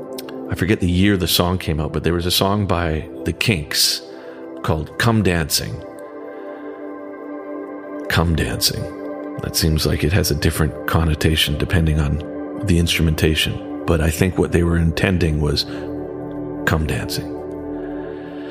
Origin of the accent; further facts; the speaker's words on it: Western Canada, Canada; in the 70s and 80s, when I grew up in Western Canada